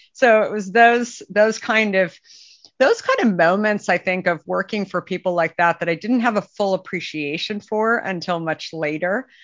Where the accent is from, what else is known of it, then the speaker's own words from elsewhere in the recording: Arizona, United States; moved away; I grew up in Arizona